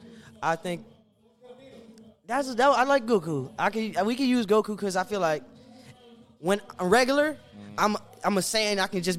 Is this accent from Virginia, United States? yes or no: yes; Fairfax, Virginia, United States; also born or lived in Woodbridge / Fredericksburg / Stafford / Burke; Well, bro, I'm from Fairfax. Because that's where I live, like, long enough to actually make friends and shit.